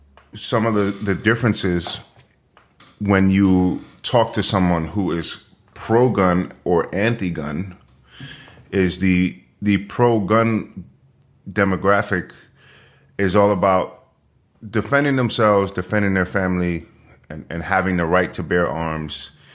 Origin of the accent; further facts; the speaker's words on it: New York, United States; And growing up in New York, the only people who had guns here were the cops or criminals.